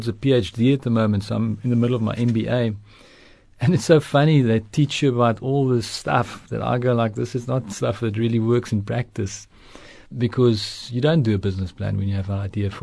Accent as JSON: {"language": "English", "town": "Stellenbosch", "region": "Western Cape", "country": "South Africa", "tie": "born or raised there", "first_language": "Afrikaans", "second_language": "English", "said": "I was born in Stellenbosch"}